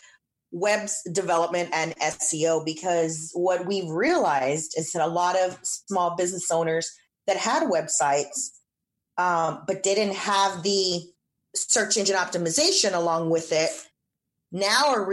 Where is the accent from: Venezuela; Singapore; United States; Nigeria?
United States; San Antonio, Texas; I'm originally born and raised in San Antonio.